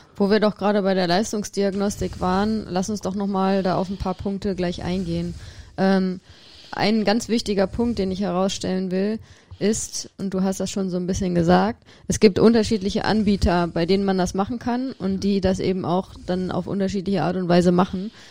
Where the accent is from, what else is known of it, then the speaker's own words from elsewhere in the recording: Rhineland, Germany; Ich als Rheinländerin